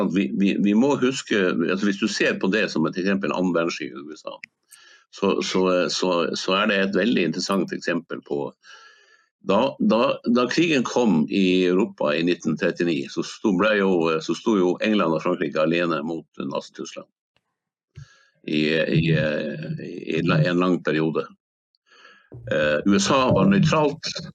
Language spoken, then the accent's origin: Norwegian; Hammerfest, Finnmark, Norway; en LNG-fabrikk i min hjemby Hammerfest som heter Snøhvit